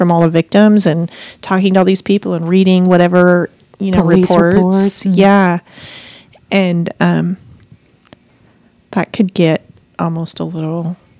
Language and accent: English; Missoula, Montana, United States; that's basically my hometown within a few miles.